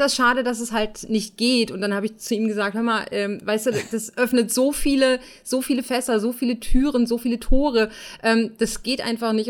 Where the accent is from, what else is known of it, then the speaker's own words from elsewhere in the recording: Germany; wir als Deutsche